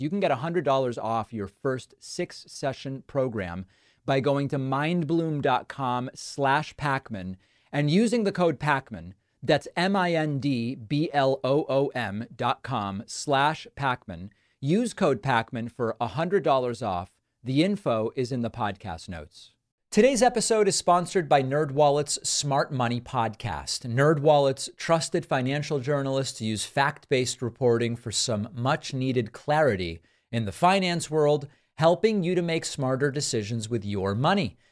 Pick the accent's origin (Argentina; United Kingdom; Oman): Argentina; now in United States; When I was born in Argentina, I was born to two parents who were not at the time American citizens